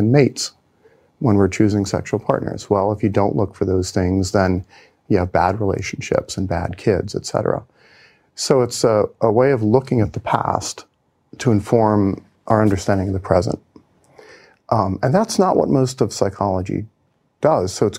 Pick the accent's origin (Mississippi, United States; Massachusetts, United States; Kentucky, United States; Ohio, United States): Ohio, United States; Cincinnati; moved away as an adult; I was born and raised in Cincinnati, Ohio